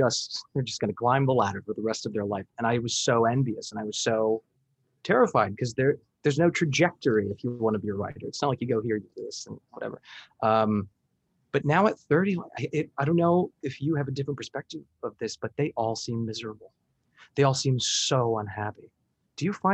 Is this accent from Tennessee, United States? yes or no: no; Miami, Florida, United States; I'm from Miami.